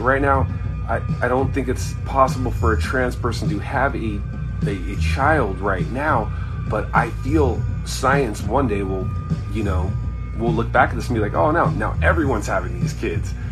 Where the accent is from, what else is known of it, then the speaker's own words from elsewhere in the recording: Anaheim, California, United States; I'm from Anaheim